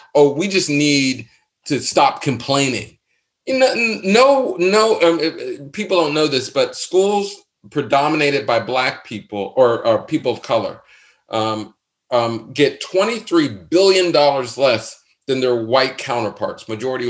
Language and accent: English; Pittsburgh, Pennsylvania, United States; I'm from Pittsburgh.